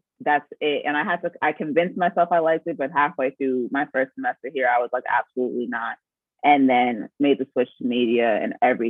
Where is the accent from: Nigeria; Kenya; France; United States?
Nigeria; I was pre-med because, like I said, I'm Nigerian. And when you're Nigerian, all you can be is a doctor or a lawyer.